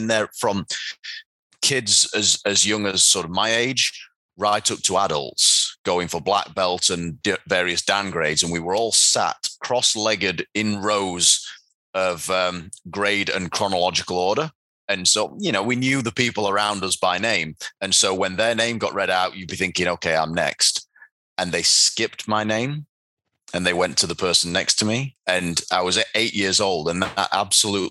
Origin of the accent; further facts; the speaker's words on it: Doncaster, Yorkshire and the Humber, United Kingdom; Taekwondo athletes from Doncaster, my hometown